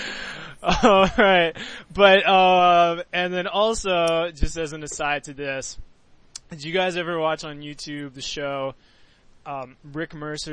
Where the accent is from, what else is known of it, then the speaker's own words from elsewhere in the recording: Canada; because I'm from Canada